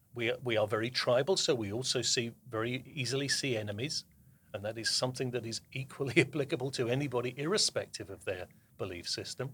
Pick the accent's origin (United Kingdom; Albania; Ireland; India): United Kingdom; the south of England; moved away as an adult; now in New Jersey, United States; I was, uh, born and brought up in the south of England, and I moved to the United States, uh, in twenty fifteen.